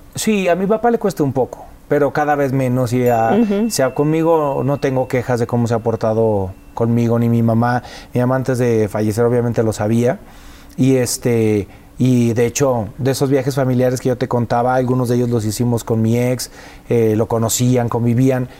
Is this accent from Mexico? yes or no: yes; Mexico; nosotros los mexicanos